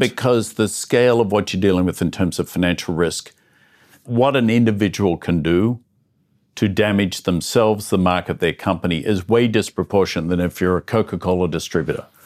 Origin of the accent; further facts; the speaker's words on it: Melbourne, Victoria, Australia; moved away; I'm an Australian guy who grew up in the suburbs of Melbourne